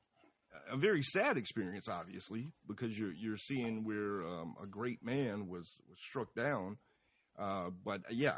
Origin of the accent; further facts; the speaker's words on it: Atlanta, Georgia, United States; as a kid, especially growing up in Atlanta